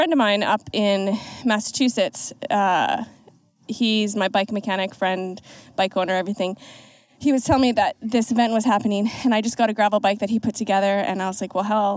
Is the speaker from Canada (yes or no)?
yes; Canada; now in Boston, United States; I'm from Canada originally, so went up to Canada for Christmas